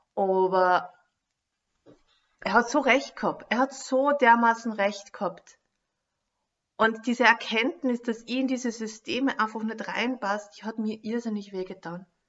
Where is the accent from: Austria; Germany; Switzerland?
Austria; Lower Austria; moved away as an adult; also born or lived in Carinthia; ich komme aus Niederösterreich